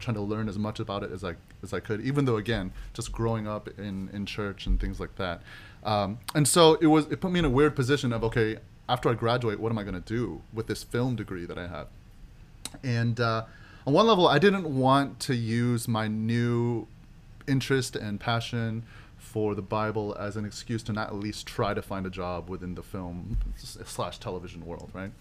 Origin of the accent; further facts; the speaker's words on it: Oklahoma City, Oklahoma, United States; moved away as an adult; also born or lived in Waco, Texas; I was born and raised in Oklahoma City, and uh, lived there my whole life, all the way up to college